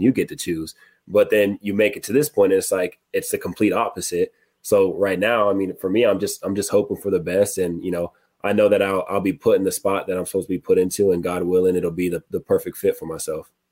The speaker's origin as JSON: {"language": "English", "area": "Murrieta", "region": "California", "country": "United States", "tie": "born or raised there", "moved": "yes", "said": "My mom is coming from California. She lives in my hometown, Marietta"}